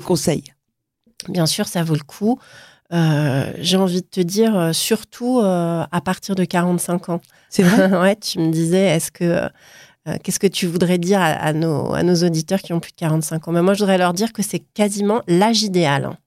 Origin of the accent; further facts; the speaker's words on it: Paris, Île-de-France, France; also born or lived in Milan; Je suis parisienne, mais aujourd'hui, je partage mon temps entre Paris, Milan et puis le sud de la France